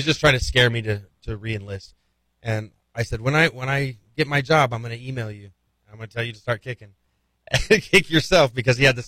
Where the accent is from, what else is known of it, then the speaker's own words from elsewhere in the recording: Playas, New Mexico, United States; now in Las Cruces, United States; At the community center in Playas. So my hometown had 1,000 people